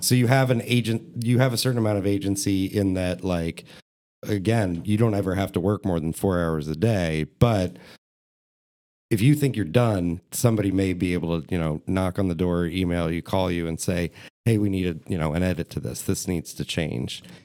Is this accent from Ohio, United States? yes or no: yes; Columbus, Ohio, United States; I grew up on Indianola between Oakland and Northwood